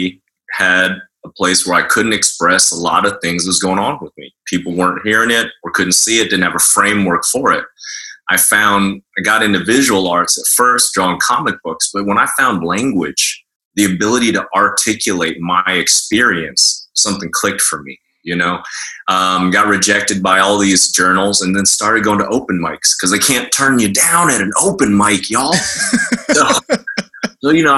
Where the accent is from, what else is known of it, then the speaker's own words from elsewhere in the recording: Oklahoma, United States; moved away as an adult; also born or lived in New York; I was raised in Oklahoma in the pre-internet 80s.